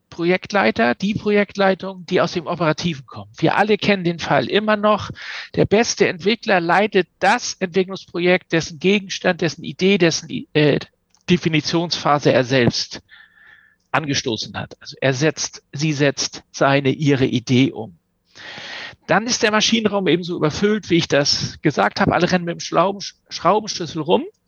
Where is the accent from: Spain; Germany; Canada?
Germany; Hamburg or near Hamburg; accent: North German; also born or lived in Kiel / Glasgow; ich spreche Norddeutsch und das ist auch so, weil ich komme von hier komme aus Hamburg oder aus der Nähe von Hamburg